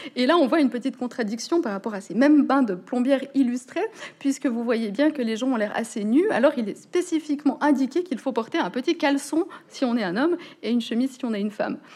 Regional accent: Switzerland; je suis suissesse et donc c'est comme ça qu'on parle encore en Suisse

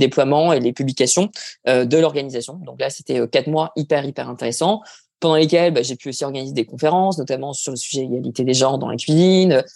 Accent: Dunkirk, Hauts-de-France, France; moved away as an adult; also born or lived in New Zealand / Paris; originaire du Nord. J'ai grandi dans les Flandres et j'ai fait mes études au lycée Angelier, évidemment, à Dunkerque

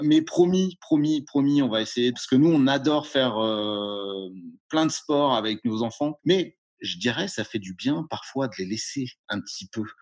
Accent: Brittany, France; je viens de Bretagne

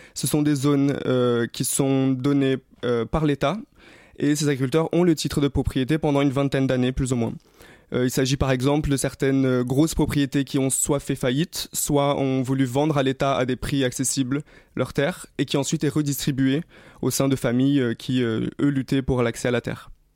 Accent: Rio de Janeiro, Brazil; moved away; J'ai grandi à Rio, j'ai vécu au Brésil

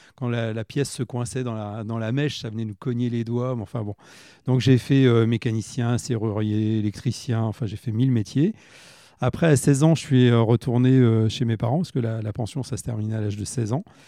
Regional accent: Châteauroux, Centre-Val de Loire, France; je suis né à Châteauroux, j'avais une grande sœur

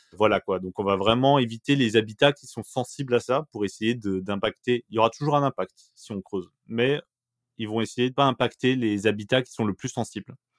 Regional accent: Bourgogne-Franche-Comté, France; moved away as an adult; j'ai grandi en Franche-Comté jusqu'à mes 20 ans

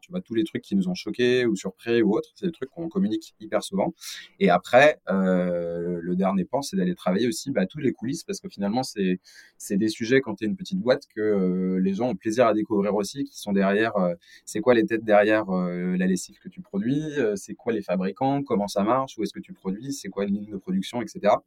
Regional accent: Lyon, Auvergne-Rhône-Alpes, France; je suis originaire de Lyon

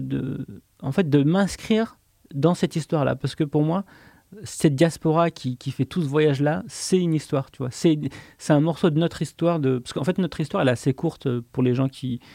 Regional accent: Le Puy-en-Velay, Auvergne-Rhône-Alpes, France; moved away as an adult; j'ai grandi au Puy-en-Velay, euh, mhm. en, Haute-Loire, en, Auvergne

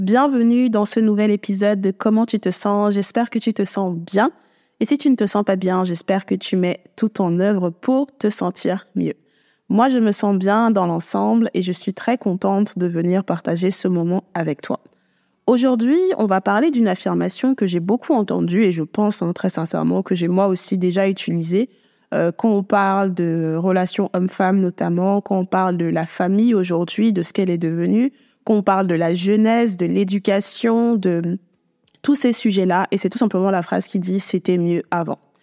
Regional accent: Cameroon; j'ai grandi au Cameroun depuis que je suis toute petite.

